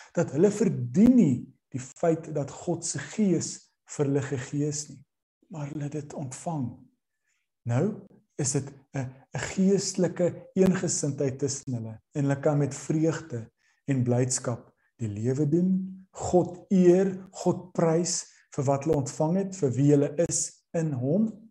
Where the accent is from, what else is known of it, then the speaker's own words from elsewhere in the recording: South Africa; Ons as Suid-Afrikaners